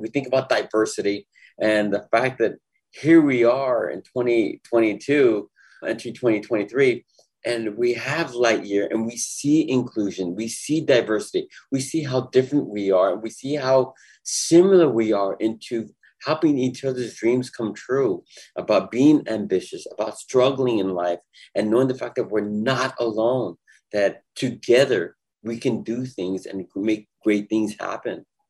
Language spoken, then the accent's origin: English; Los Angeles, California, United States; I grew up in East